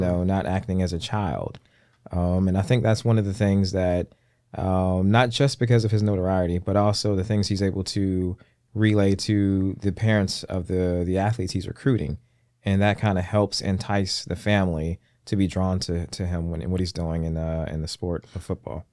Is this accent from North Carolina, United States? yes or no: yes; North Carolina, United States; moved away; I'm from, I was raised in North Carolina